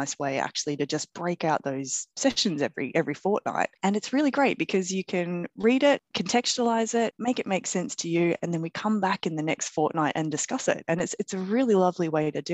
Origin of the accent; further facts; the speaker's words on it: Australia; moved away as an adult; as an Aussie